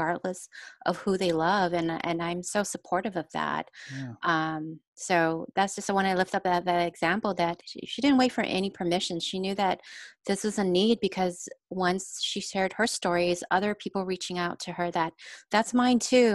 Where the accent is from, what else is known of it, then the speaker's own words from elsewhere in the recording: Los Angeles, California, United States; also born or lived in refugee camps (Cambodia/Thailand border); now in Long Beach, United States; I grew up in Echo Park area in the 80s